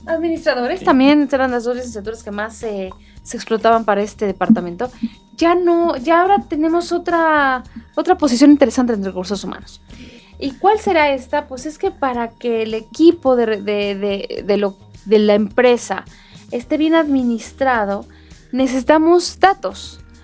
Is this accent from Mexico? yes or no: yes; Mexico; como buenos este, mexicanos